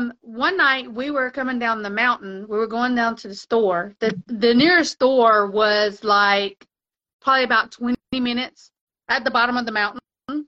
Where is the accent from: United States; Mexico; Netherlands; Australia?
Mexico; you know, I was raised in Mexico, on and off in Mexico.